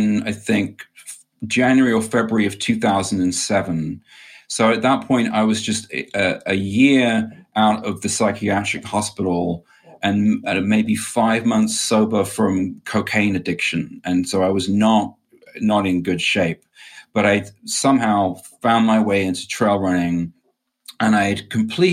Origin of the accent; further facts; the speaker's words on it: England, United Kingdom; I grew up in England in a family, a Catholic family.